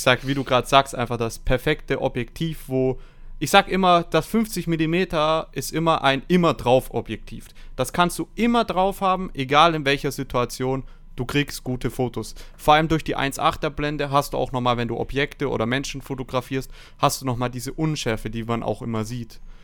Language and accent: German; Stuttgart, Baden-Württemberg, Germany; 22 Jahre alt, ich komme aus Stuttgart